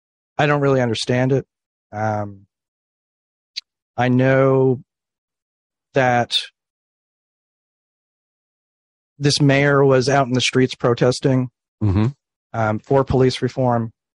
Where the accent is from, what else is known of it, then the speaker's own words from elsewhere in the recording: Florida, United States; In Florida.